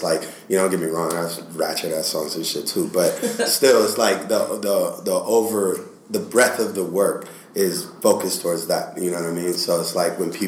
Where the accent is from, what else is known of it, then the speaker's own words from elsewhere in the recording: Portland, Oregon, United States; I'm based out of Portland. That's like my hometown.